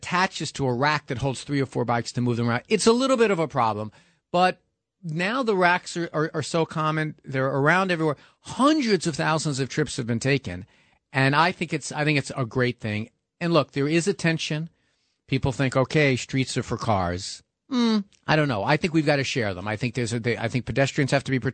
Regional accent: New York City, New York, United States; I grew up in New York City

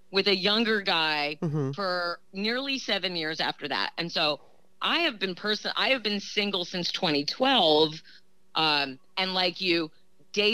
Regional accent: New Jersey, United States; now in Portland, United States; I'm from Jersey

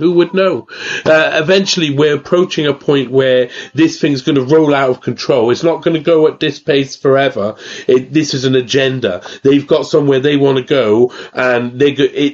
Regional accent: Wales, United Kingdom; I'm Welsh

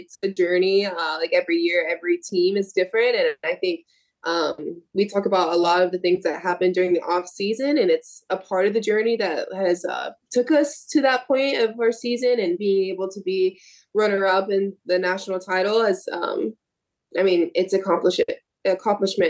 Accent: Sneads, Florida, United States; my hometown. I'm only 45 minutes west from Tallahassee

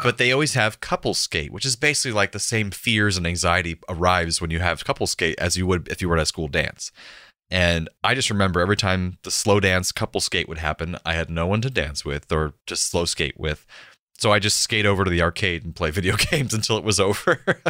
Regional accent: Central Florida, United States; born or raised there

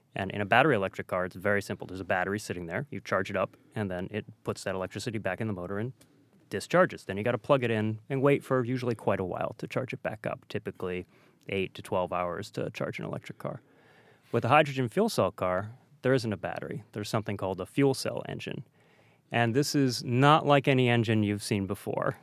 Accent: Detroit, Michigan, United States; I grew up in Detroit

